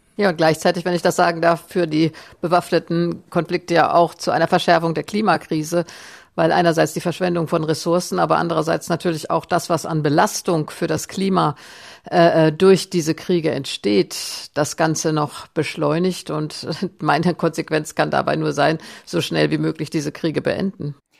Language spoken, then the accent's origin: German; Germany; als Deutsche